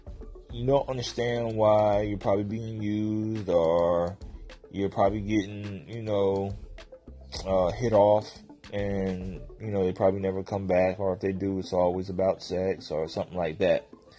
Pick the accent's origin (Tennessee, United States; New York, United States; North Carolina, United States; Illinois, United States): Tennessee, United States; also born or lived in Virginia / Phoenix, Arizona / Germany / Jacksonville, Florida; I'm actually from Tennessee, moved to Virginia. I lived in a lot of places, Phoenix, Arizona. Lived in Germany for a little bit